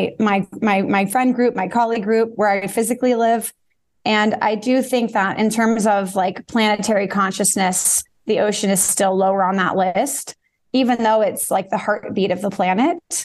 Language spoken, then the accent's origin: English; Bay Area, California, United States; I grew up in the Bay Area